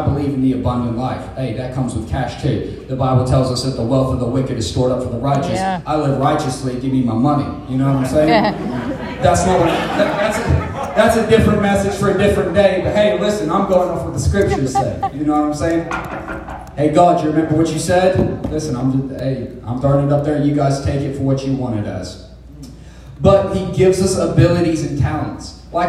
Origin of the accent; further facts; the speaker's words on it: England, United Kingdom; Obviously, I'm from England, so I know about pounds, and I know about euros